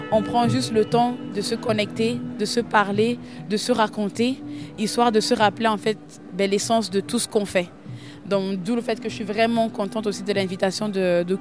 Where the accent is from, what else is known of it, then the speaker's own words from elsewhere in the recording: Cameroon; now in Europe; chez moi au Cameroun. Et c'est quand je suis arrivée en Europe que j'ai été en contact avec la culture hip-hop